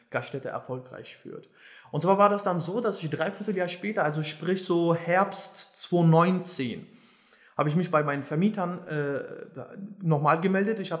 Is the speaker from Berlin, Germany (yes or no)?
yes; Berlin, Germany; Und ähm, ja, also ich bin quasi auch in Schöneberg groß geworden